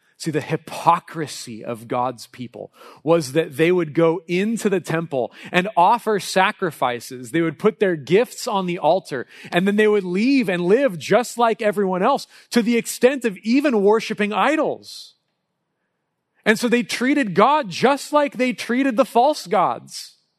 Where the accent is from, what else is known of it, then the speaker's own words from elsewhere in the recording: Southern California, United States; I grew up in Southern California and my dad was a Dodger fan.